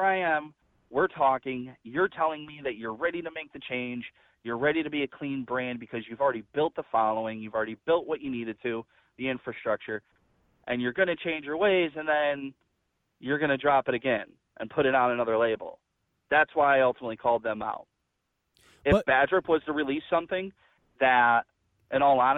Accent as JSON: {"language": "English", "region": "New York", "country": "United States", "said": "I'm from New York. I live in New York"}